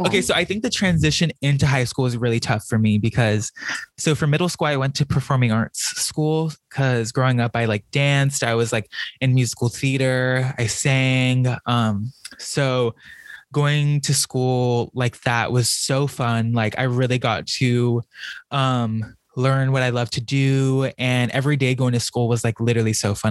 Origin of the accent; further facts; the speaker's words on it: Norwalk, California, United States; moved away as an adult; also born or lived in Buena Park, California; now in San Francisco, United States; I grew up in Orange County. So with my parents, I lived in Buena Park